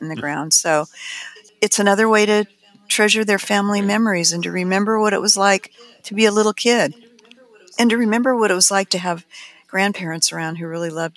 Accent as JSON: {"language": "English", "town": "Pasadena", "region": "California", "country": "United States", "tie": "born or raised there", "also_born_or_lived": "Highland Park, California / Altadena, California", "said": "the things that I got to do when I was growing up in Highland Park and Pasadena and Altadena and Arroyo Seco"}